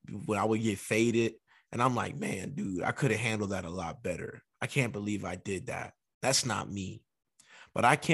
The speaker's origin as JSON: {"language": "English", "town": "New York City", "region": "New York", "country": "United States", "moved": "yes", "lives_now": "San Diego, United States", "said": "I'm from the Bronx"}